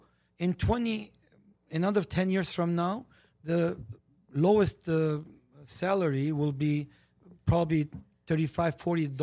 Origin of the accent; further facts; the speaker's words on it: Armenia; English is a second language; moved away as an adult; now in United States; And I stop because I am a good citizen of this country. Okay? I come from Armenia